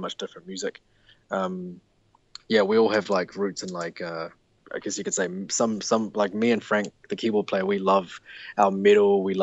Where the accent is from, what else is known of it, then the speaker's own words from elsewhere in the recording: Auckland, New Zealand; We're from Auckland, New Zealand.